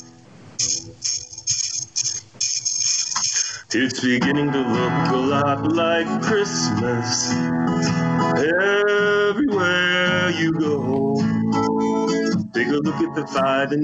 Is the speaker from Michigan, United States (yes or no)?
yes; Michigan, United States; moved away as an adult; now in Illinois, United States; the reason I'm in Illinois is my ex-wife moved down here with my daughter, and that's why I'm down here. But before they moved down here, we're from Michigan